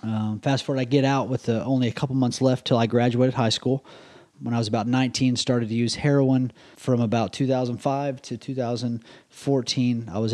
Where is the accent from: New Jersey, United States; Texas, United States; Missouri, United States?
Texas, United States; Dallas; I grew up in the Dallas area. I grew up in a divorce home.